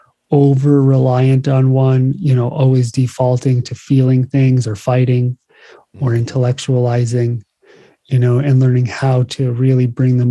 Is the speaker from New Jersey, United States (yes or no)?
yes; New Jersey, United States; now in Hawaii, United States; I grew up in New Jersey